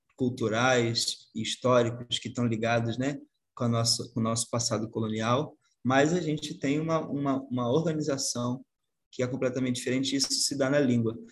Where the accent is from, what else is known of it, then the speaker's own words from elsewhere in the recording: Brazil; accent: Brazilian; a gente aqui, a gente tem um sotaque que já virou outra coisa